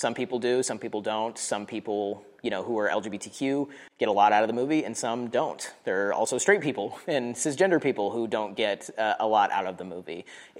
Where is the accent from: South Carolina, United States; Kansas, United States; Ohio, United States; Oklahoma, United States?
Kansas, United States; I was a closeted, queer, trans kid in Kansas, and, you know, growing up in the suburbs